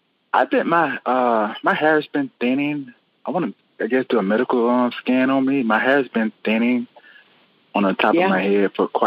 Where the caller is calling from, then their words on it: Zachary, Louisiana, United States; I'm calling from Zachary, Louisiana.